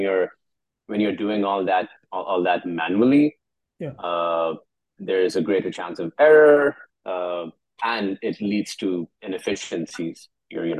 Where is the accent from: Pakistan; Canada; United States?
Pakistan; Karachi, Sindh; I'm from Karachi